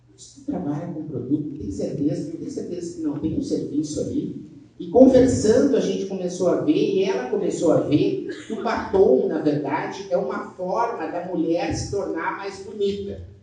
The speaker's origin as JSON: {"language": "Portuguese", "region": "South Region", "country": "Brazil", "accent": "southern", "said": "vocês podem ver pelo meu sotaque, eu sou do sul"}